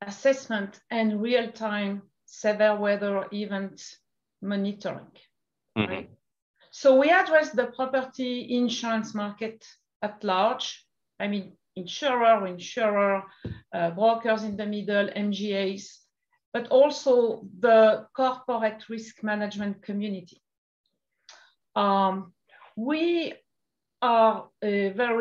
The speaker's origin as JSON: {"language": "English", "country": "France", "also_born_or_lived": "Portugal / Brazil", "accent": "French", "second_language": "English", "moved": "as an adult", "lives_now": "United States", "said": "in France to start with, like you could imagine with my accent. And then I moved to the United States"}